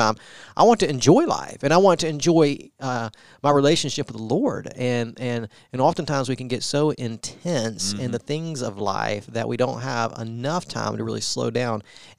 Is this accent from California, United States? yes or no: no; Augusta, Georgia, United States; moved away; also born or lived in New Orleans; He's from my hometown, so you can't mess that up. … is from Augusta, Georgia.